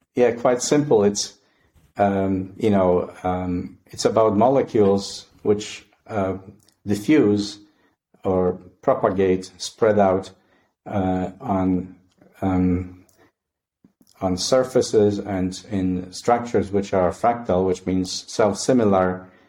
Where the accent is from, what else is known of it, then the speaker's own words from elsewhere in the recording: Poland; moved away as an adult; now in Canada; I was born and raised in Poland, and uh, I did my undergraduate studies there